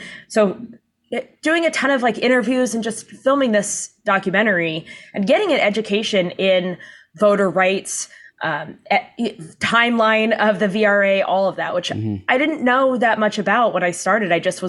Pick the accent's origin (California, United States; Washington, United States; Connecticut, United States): California, United States; San Diego; Down in San Diego.